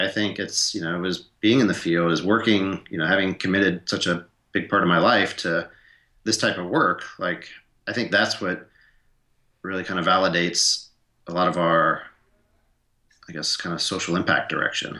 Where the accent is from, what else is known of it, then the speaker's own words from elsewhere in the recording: Atlanta, Georgia, United States; also born or lived in Montana / South Sudan; I grew up in Atlanta. I grew up in the city